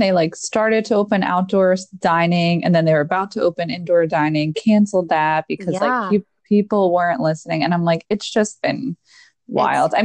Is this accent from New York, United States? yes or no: no; New Jersey, United States; I am New Jersey. I've always been here